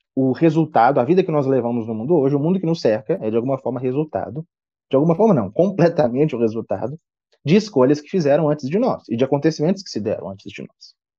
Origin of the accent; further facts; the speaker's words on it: Brazil; nós somos brasileiros